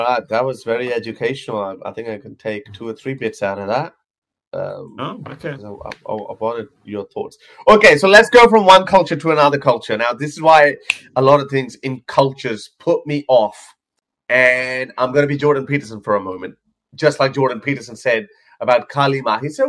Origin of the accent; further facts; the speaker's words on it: India; And again, I'm Indian as well. So to me, it doesn't really matter. It's not exotic for me. Kind of is, because we were separated from mainstream India.